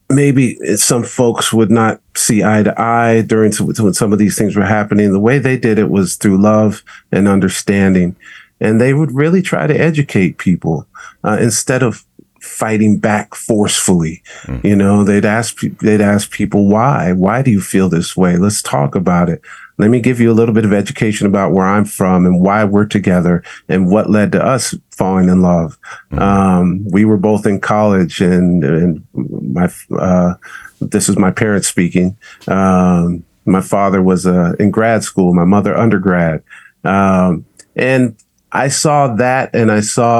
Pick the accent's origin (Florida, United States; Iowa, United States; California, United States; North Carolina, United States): California, United States; Southern; here in Southern California, giving birth to me